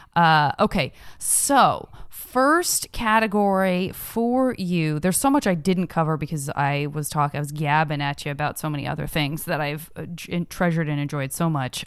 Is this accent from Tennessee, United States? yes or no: no; Tucson, Arizona, United States; growing up in Tucson